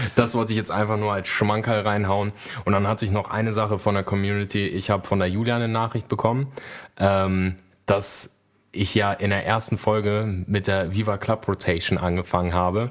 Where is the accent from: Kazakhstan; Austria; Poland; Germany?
Poland; moved away; ich bin ja gebürtig aus Polen